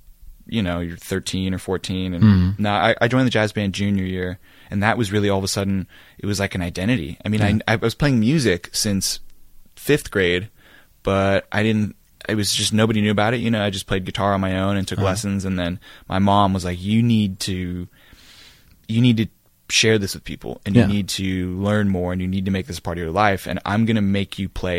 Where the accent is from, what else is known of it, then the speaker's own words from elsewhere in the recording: San Rafael, California, United States; Me, I came from San Rafael.